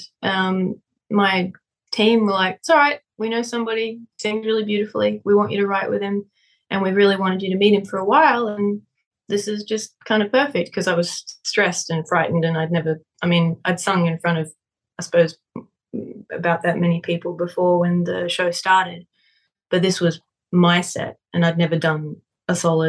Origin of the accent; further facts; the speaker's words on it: Australia; now in Nashville, United States; I go back to Australia. My hometown is it's a pretty wild place to go back to and sing.